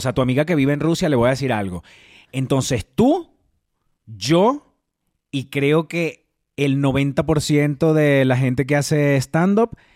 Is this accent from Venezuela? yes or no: yes; Venezuela; Sobre todo si somos venezolanos.